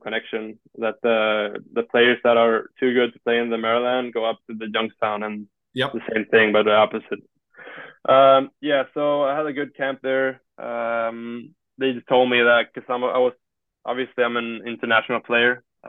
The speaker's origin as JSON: {"language": "English", "country": "Sweden", "said": "I'm not from here. I said, I think I said, like, I'm from Sweden or something."}